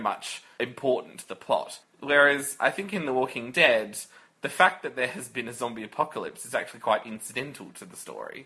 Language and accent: English; Australia; We we're both Australian